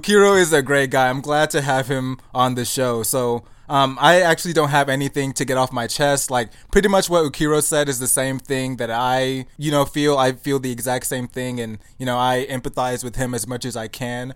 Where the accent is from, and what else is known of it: United States; born or raised there